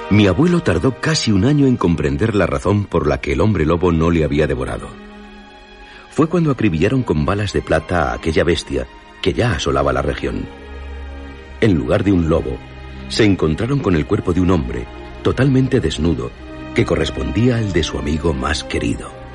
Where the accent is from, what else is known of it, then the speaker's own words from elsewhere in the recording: Basque Country, Spain; yo soy de Álava